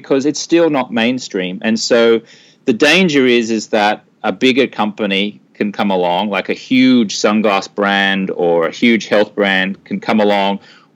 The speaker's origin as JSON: {"language": "English", "town": "Brisbane", "region": "Queensland", "country": "Australia", "moved": "as an adult", "lives_now": "United States", "said": "I'm from Brisbane, Australia, and I used to be a newspaper reporter"}